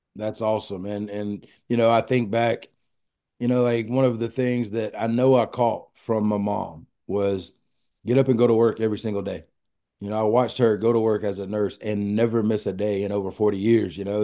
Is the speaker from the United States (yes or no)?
yes; Pearl, Mississippi, United States; I'm a boy from Pearl, Mississippi